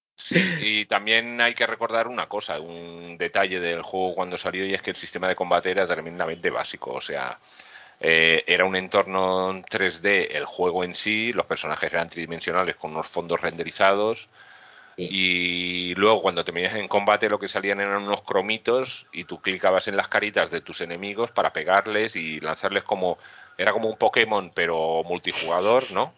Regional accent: Mallorca, Balearic Islands, Spain; also born or lived in Madrid; now in Gran Canaria, Spain; Que soy isleño de toda la vida, que soy de Mallorca

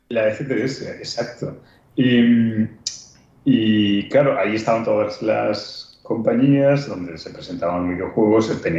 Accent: Spain; increíblemente, siendo españoles.

